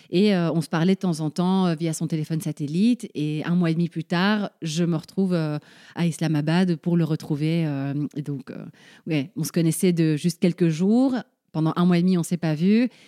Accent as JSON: {"language": "French", "country": "Paraguay", "tie": "born there", "said": "je suis née au Paraguay, on est cinq frères et sœurs, on est tous nés dans des pays différents."}